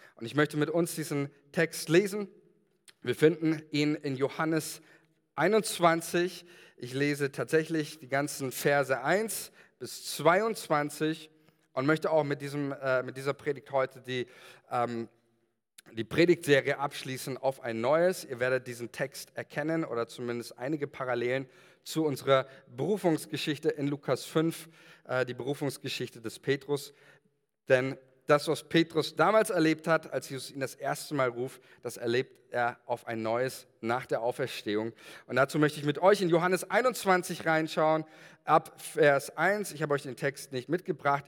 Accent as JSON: {"language": "German", "country": "Germany", "said": "als Deutsche"}